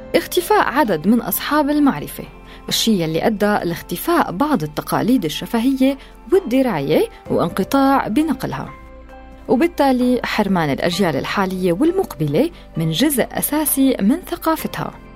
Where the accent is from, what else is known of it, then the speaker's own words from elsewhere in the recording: Syria; نحن كسوريين